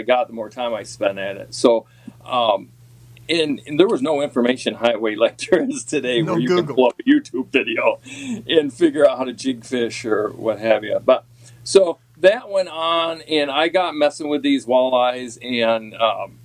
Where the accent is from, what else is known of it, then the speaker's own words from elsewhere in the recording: Pulaski, New York, United States; I grew up on the Salmon River, and as a kid, all I wanted to do was fish. I mean, is my grandfather used to take me. I caught the bug early on. I come from a fishing town in Pulaski